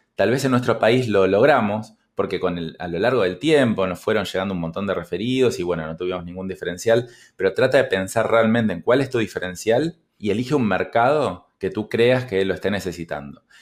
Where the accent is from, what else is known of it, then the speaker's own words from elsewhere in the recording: Argentina; en mi país, Argentina